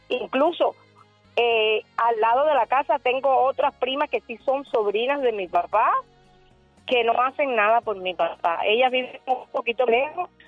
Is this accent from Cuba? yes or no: yes; Cuba; somos cubanos y no tengo de verdad que no tengo cómo pagarle porque si no mi papá estuviera allá, allá no hay las condiciones como aquí